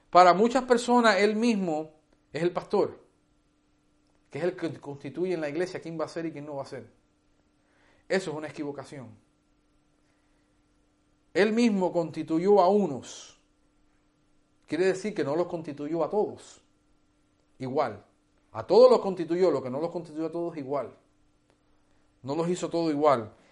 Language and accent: Spanish; Hialeah, Florida, United States; also born or lived in Cuba; yo soy cubano, criado en los Estados Unidos, en una ciudad que se llama Hialeah, en la Florida donde nadie habla castellano.